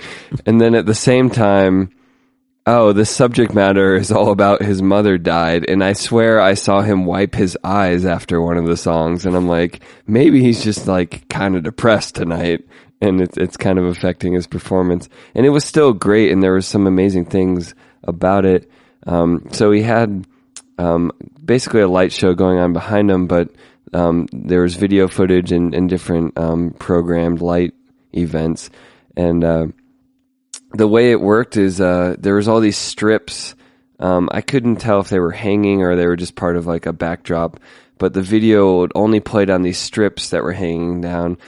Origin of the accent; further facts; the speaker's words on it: United States; as an American